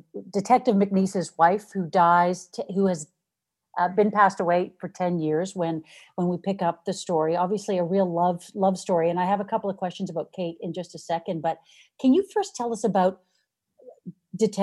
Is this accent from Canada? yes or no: yes; Hamilton, Ontario, Canada; born and raised in Hamilton, Ontario, like myself